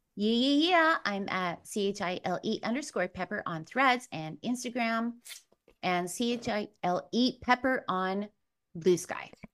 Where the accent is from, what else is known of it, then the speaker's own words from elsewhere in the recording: Chile; moved away; I was born in Chile.